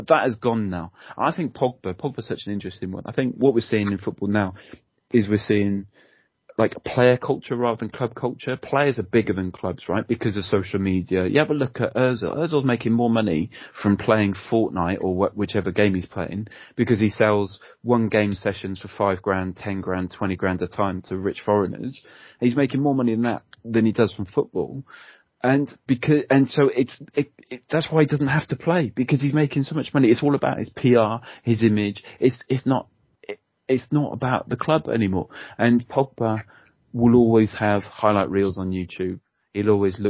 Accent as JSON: {"language": "English", "town": "Cardiff", "region": "Wales", "country": "United Kingdom", "tie": "born or raised there", "said": "I grew up in Cardiff"}